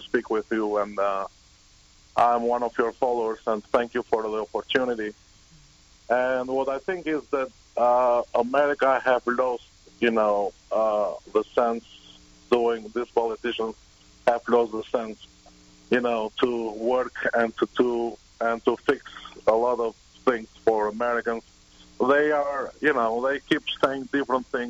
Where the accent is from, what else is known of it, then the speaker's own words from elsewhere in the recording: Albania; English is a second language; moved away as an adult; now in United States; I originally am from Albania, and I've been in this country for 16 years.